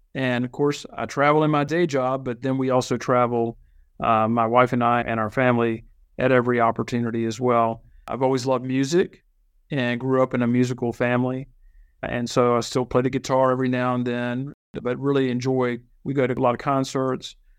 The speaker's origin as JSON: {"language": "English", "region": "Virginia", "country": "United States", "tie": "born or raised there", "also_born_or_lived": "Chile", "said": "But I was born in Virginia, been in Virginia all my life"}